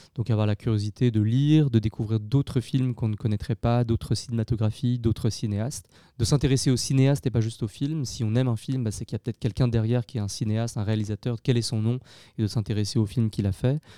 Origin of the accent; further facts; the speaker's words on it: Lyon, Auvergne-Rhône-Alpes, France; J'ai grandi à Lyon, euh, une grande ville en France